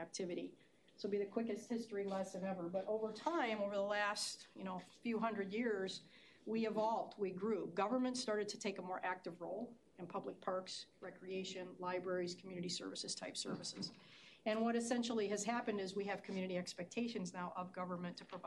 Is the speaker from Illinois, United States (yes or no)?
yes; Chicago, Illinois, United States; moved away; also born or lived in Indiana / Boulder, Colorado; I'm from Chicago originally